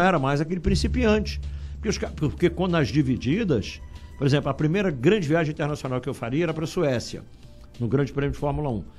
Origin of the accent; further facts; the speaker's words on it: Rio de Janeiro, Brazil; accent: carioca; also born or lived in Juiz de Fora, Minas Gerais; pro Rio, a minha cultura é toda carioca